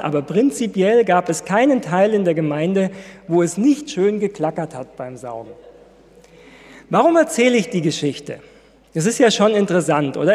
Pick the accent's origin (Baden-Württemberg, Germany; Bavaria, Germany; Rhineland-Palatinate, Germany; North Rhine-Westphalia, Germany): Baden-Württemberg, Germany; Ludwigsburg; moved away; Ich komme ja aus Ludwigsburg